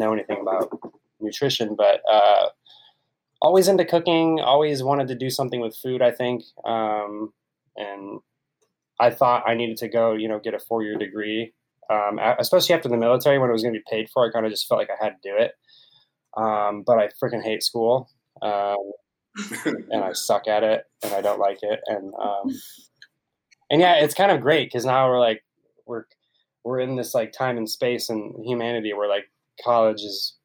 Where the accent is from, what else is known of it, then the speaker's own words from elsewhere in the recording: Ohio, United States; moved away as an adult; now in San Diego, United States; So, I grew up in Ohio.